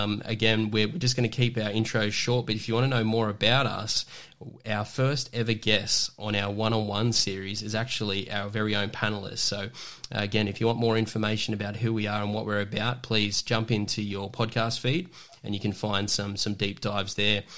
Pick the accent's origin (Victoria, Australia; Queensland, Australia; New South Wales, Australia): New South Wales, Australia; Newcastle; I'm from Newcastle